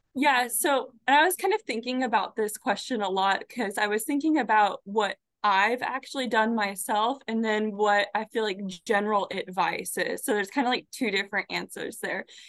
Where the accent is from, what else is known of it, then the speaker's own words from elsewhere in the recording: Arizona, United States; moved away as an adult; also born or lived in Florida; now in Michigan, United States; I grew up in Arizona